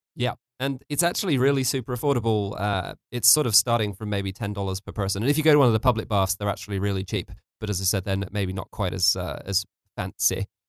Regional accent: near Stonehenge, South West England, United Kingdom; moved away as an adult; also born or lived in Georgia; now in Tbilisi, Georgia; I'm from England, and I uh, actually grew up very close to Stonehenge

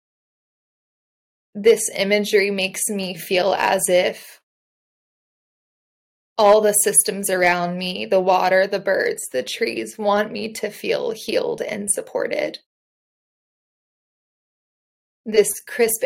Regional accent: Indiana, United States; I grew up in Indiana

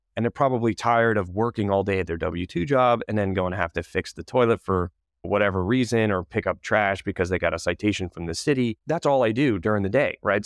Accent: Connecticut, United States; moved away as an adult; also born or lived in Wilmington, North Carolina / Manhattan / Charlotte; I'm originally from Connecticut

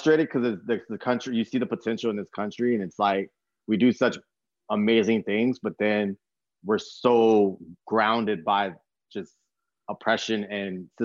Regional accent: San Antonio, Texas, United States; I grew up in San Antonio, Texas

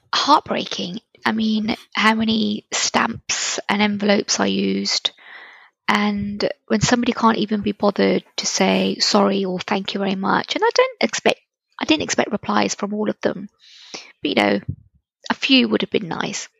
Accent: Reading, South East England, United Kingdom; So now I was in living in Reading.

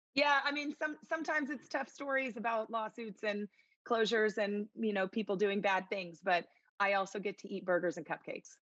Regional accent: Dallas, Texas, United States; also born or lived in Missouri; born and raised in Dallas and decided to come back to Dallas after I went to Mizzou

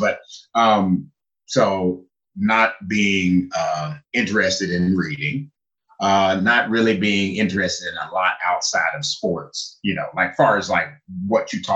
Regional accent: Louisville, Kentucky, United States; moved away as an adult; also born or lived in Japan / China; I was born and raised in Louisville, Kentucky.

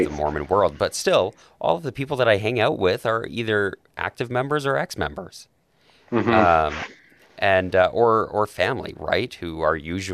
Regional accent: Calgary, Alberta, Canada; also born or lived in Rexburg, Idaho; I grew up in Calgary. I've lived here my whole life. Minus, going to Rexburg

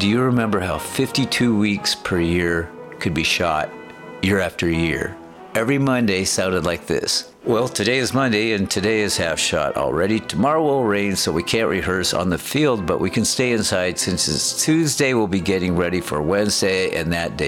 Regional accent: Aberdeen, Washington, United States; In my hometown, Aberdeen, Washington, Hampton Rudolph Wines is a legend.

